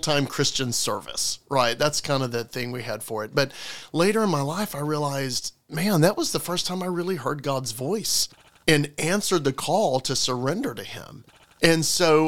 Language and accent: English; Alabama, United States; now in Florida, United States; I am from the Deep South. So, living in Florida now feels a lot more like Yankee land. I'm from Alabama